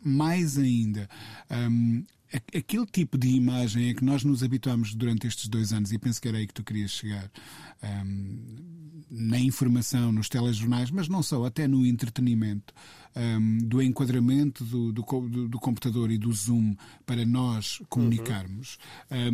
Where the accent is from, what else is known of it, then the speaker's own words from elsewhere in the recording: Coimbra, Centro, Portugal; em Coimbra, de onde eu sou natural